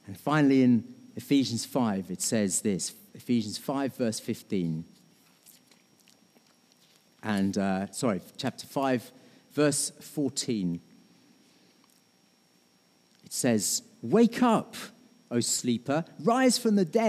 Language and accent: English; United Kingdom; we're British